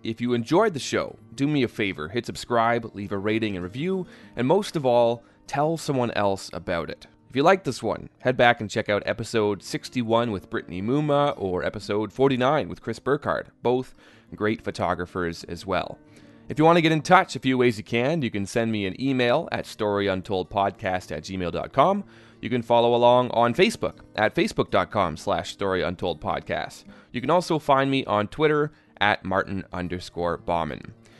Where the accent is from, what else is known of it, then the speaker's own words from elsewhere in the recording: Canada; because me being a Canadian, you know, a white Canadian at that, you know, for European ancestry